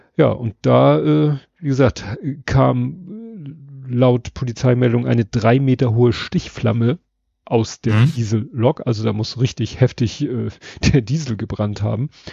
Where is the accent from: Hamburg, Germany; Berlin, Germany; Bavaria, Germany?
Hamburg, Germany; Hamburger meines, äh, meiner Generation